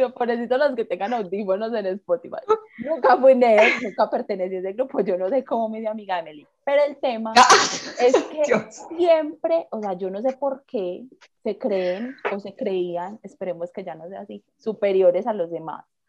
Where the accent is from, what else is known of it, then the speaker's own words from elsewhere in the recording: Medellín, Antioquia, Colombia; eso me pregunta que de dónde soy. Y yo le digo, ah, de Medellín